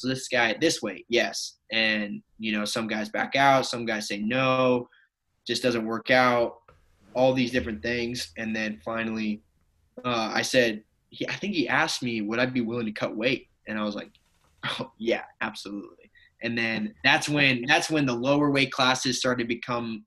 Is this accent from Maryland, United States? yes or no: no; Oregon, United States; growing up in Oregon